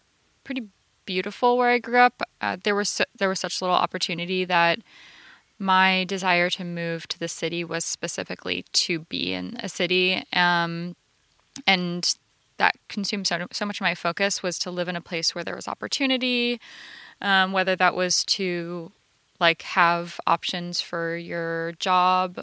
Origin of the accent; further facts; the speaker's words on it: rural north central Florida, United States; now in Los Angeles, United States; In rural north central Florida